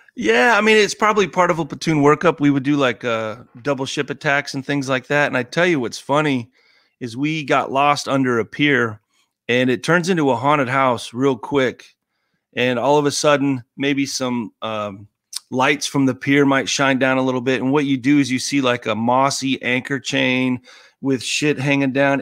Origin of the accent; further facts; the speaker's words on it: Colorado Springs, Colorado, United States; moved away; growing up in Colorado Springs